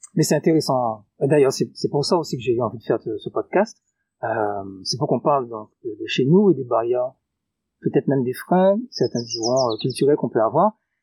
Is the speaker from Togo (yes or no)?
no; Guadeloupe; chez nous en Guadeloupe